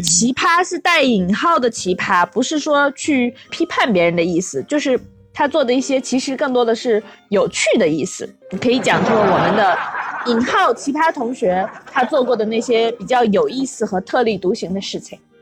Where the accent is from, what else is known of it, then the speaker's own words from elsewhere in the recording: Inner Mongolia, China; 毕竟我们都是内蒙古人嘛